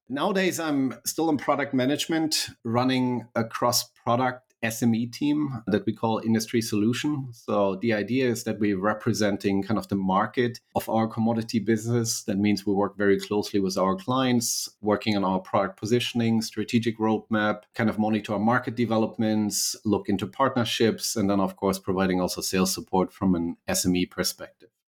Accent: Berlin, Germany; accent: slight German; English is a second language; moved away as an adult; also born or lived in United States; I was born and raised in Berlin, Germany, so a mighty, uh, slight German accent.

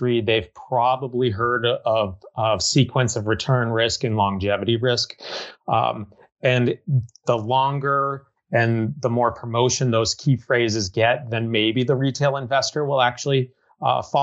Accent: Merrimack, New Hampshire, United States; moved away as an adult; also born or lived in Chicago / Massachusetts; I happened to be in Merrimack, New Hampshire, which is my hometown.

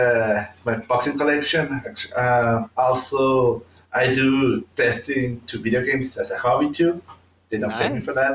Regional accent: Mexico; I'm from Mexico.

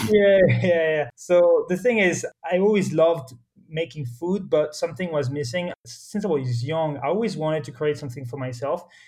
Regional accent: Morocco; moved away; also born or lived in France / United States / Spain / Switzerland; I was born and raised in Morocco, but I'm actually French

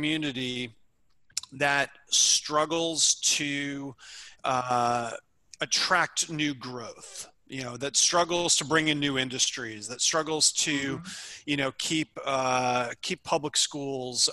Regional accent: New York, United States; moved away as an adult; also born or lived in Northwestern (Illinois); I'm originally from New York and only a physician in my family

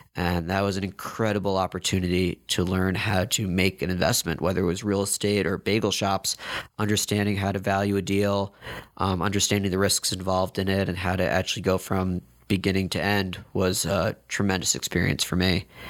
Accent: New York, United States; moved away as an adult; also born or lived in Madison, Wisconsin; now in Chapel Hill, United States; born and raised in New York.

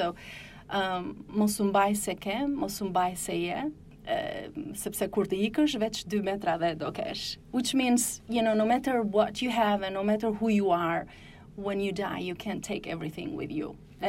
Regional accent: Tirana, Tirana County, Albania; also born or lived in southern Albania; I'm from the south. Yeah, okay. My parents come from the south, but then I grew up in Tirana, the capital.

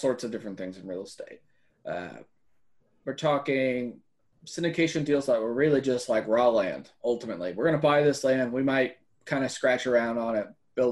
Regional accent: Central Texas, United States; I grew up in Central Texas. My family's lived in Central Texas for 150 years, pretty much

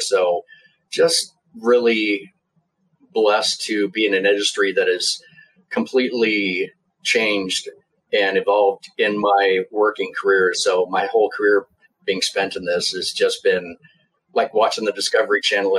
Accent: Kearney, Nebraska, United States; also born or lived in Lincoln, Nebraska; I grew up in South Central Nebraska, a town called Kearney, which, by most standards, not very big. By Nebraska standards, one of the bigger towns in the state. So grew up there

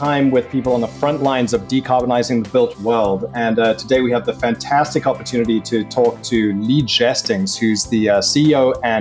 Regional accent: South Africa; I'm from South Africa

